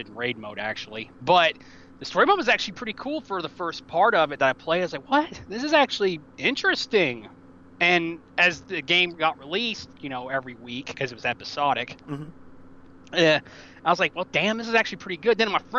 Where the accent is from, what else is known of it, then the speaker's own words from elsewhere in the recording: Tennessee, United States; I'm from Tennessee, actually.